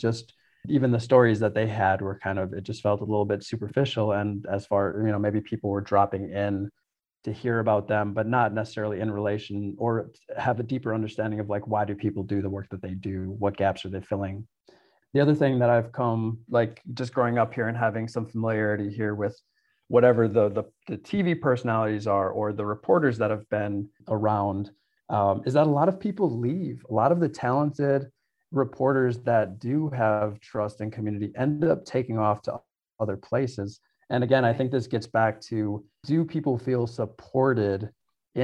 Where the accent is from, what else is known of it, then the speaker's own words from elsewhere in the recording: Milwaukee, Wisconsin, United States; I grew up in Milwaukee, all over the South Side, went to school all around the city